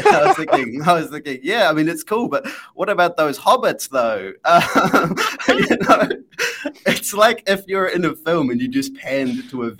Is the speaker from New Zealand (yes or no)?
yes; New Zealand; And because I'm a Kiwi, they're so embedded